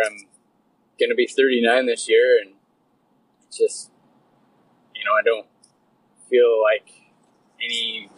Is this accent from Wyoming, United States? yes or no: yes; Wyoming, United States; now in Canada; I was born and raised in Wyoming, and I grew up, my folks were Western folks